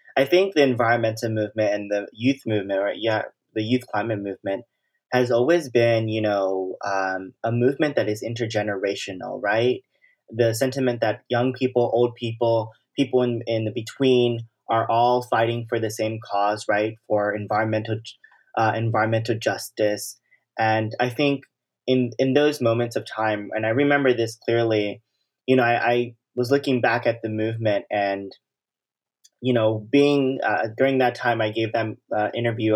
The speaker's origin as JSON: {"language": "English", "town": "Los Angeles", "region": "California", "country": "United States", "tie": "born or raised there", "said": "I grew up in South Central Los Angeles, and I've been, you know, a South L A resident, um, my whole life."}